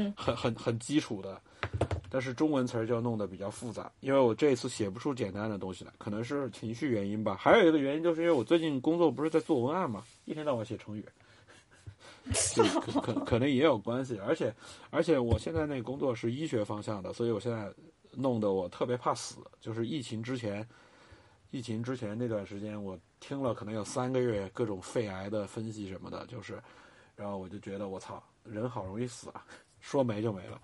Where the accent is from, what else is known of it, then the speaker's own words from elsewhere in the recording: China; 我们中国人已经从过度的谦卑到了过度的自我